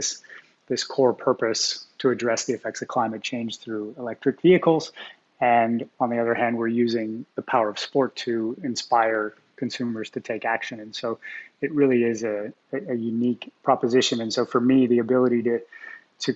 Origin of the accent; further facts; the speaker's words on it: Montreal, Quebec, Canada; I grew up in Montreal in Canada